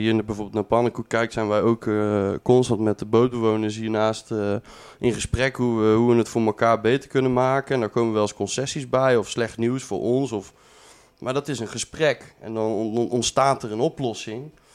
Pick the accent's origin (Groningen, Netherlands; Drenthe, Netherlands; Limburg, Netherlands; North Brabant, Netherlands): North Brabant, Netherlands; Breda; also born or lived in Tilburg; ik ben geboren en getogen in Breda